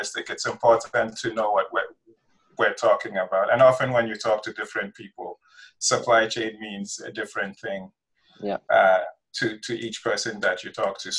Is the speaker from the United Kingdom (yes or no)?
no; Ghana; moved away as an adult; also born or lived in Nigeria; now in United States; I grew up in West Africa. I did my elementary schooling in Nigeria, did my secondary school in Ghana, came to the United States in 97 to go to college.